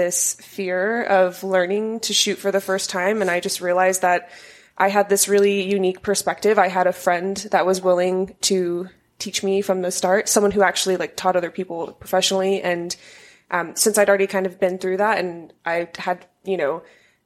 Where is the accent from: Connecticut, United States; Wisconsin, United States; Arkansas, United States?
Arkansas, United States; So I am originally from Arkansas.